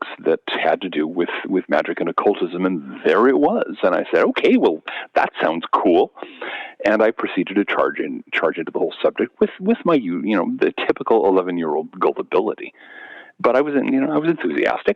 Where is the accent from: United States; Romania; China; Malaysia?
United States; Seattle, Washington; I grew up in the South Seattle suburbs in the late 60s and early 70s.